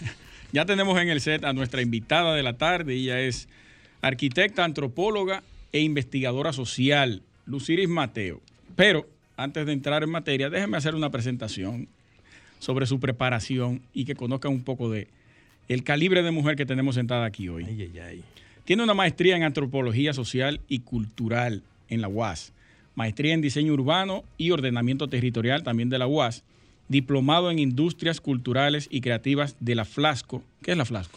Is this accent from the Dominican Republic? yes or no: yes; Dominican Republic